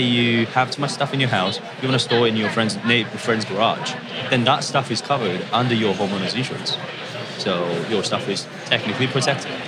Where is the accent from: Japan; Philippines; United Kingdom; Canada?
Japan; moved away as an adult; also born or lived in Indiana, United States; I'm from Japan.